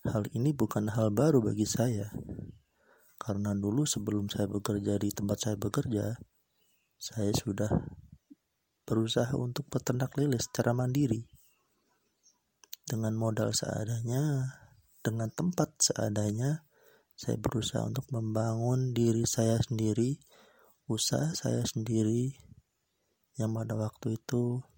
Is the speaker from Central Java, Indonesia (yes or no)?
yes; Batang, Central Java, Indonesia; Saya berasal dari Kabupaten Batang, Jawa Tengah.